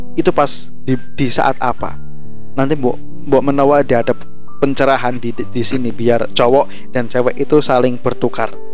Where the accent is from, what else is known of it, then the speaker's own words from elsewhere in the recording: Java, Indonesia; saya sebagai Jawa sendiri